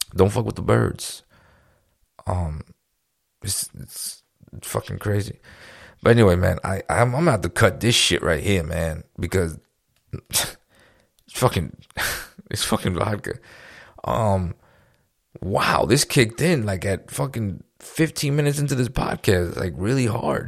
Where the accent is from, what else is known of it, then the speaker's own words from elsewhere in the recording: New York, United States; now in Florida, United States; We're from New York